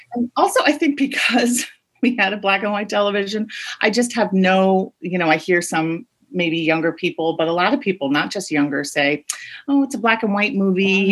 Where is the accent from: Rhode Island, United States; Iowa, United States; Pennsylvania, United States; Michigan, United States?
Rhode Island, United States; I grew up in Rhode Island